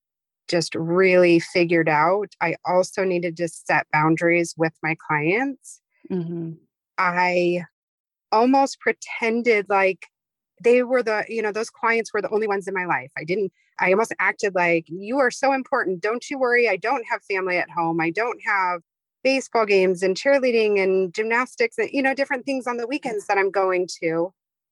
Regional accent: Modesto, California, United States; also born or lived in San Diego, California; I'm from Modesto area in California

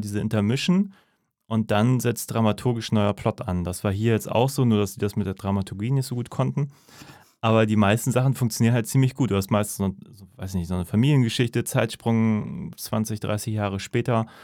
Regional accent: Northern Germany, Germany; als Norddeutscher

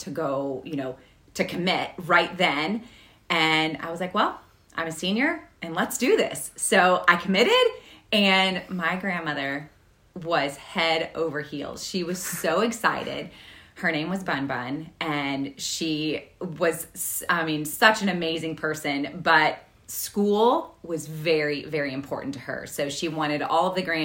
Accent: Kentucky, United States; moved away as an adult; also born or lived in Notre Dame, Indiana; So I grew up in Kentucky and I headed north

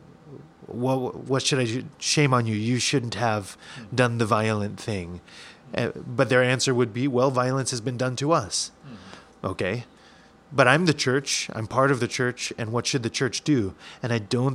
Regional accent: United States; I'm an American, full blood. I'm not full blooded, but I've lived here all my life

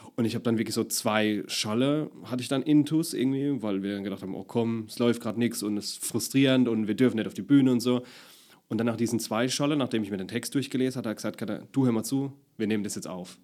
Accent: Deidesheim, Rhineland-Palatinate, Germany; accent: Palatinate; also born or lived in Baden-Württemberg; ich komme ja aus Deidesheim, also bei mir ist wirklich Deidesheim der prägnante Ort. Mhm. Die Oma ist Ur-Deidesheimerin und mein Papa ist auch von dort, meine Mama ist aus dem Ort dran. Und das meiste Leben hat sich wirklich in, in Deidesheim und Umgebung um, abgespielt

